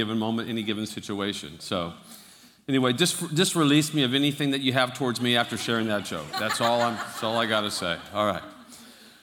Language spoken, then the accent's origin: English; Fremont, California, United States; I was born and raised in Fremont